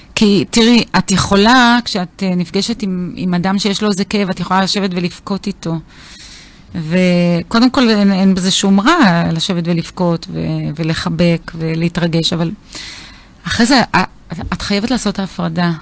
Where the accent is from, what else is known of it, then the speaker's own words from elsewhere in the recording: Beersheba, Southern District, Israel; now in Even Yehuda, Israel; אני נולדתי וגדלתי בהארדקור באר שבע